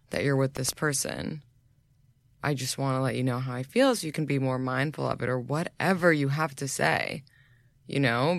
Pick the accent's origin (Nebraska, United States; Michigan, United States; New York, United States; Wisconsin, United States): New York, United States; I grew up in New York.